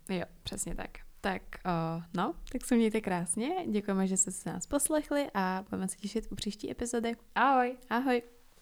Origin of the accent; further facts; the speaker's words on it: Czechia; jsem se narodila tady